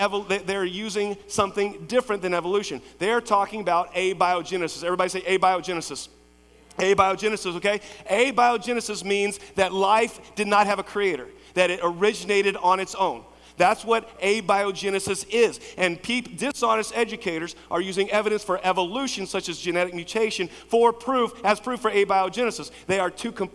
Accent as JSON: {"language": "English", "town": "Lexington", "region": "Kentucky", "country": "United States", "tie": "born or raised there", "said": "I grew up in Lexington, Cassie Morton, Henry Clay, went to Center College"}